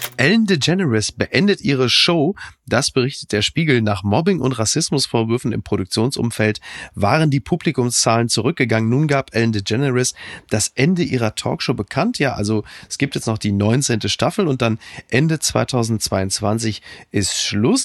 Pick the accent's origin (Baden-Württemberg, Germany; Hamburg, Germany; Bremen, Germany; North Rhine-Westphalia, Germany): North Rhine-Westphalia, Germany; Ruhr area; jetzt komme ich ja nun aus dem Ruhrgebiet